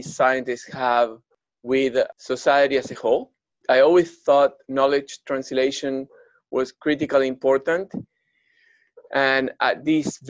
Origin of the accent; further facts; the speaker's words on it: outskirts of Buenos Aires, Buenos Aires Province, Argentina; moved away; I was growing up in the outskirts of Buenos Aires. I'm from Argentina originally.